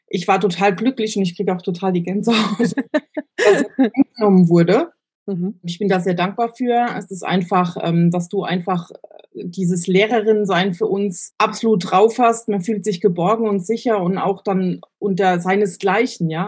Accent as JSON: {"language": "German", "country": "Germany", "said": "ich bin aus Deutschland"}